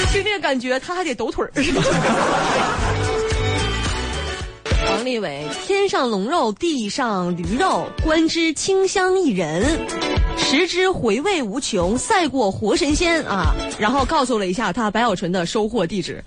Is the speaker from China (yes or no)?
yes; Northeast China, China; 我作为一个东北人